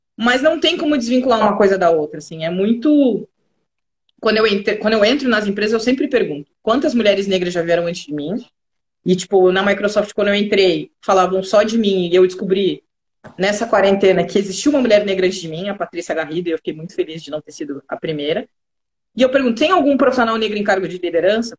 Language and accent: Portuguese; Rio Grande do Sul, Brazil; accent: gaúcho; moved away as an adult; now in São Paulo, Brazil; eu sou gaúcha, eu vim passar minha quarentena aqui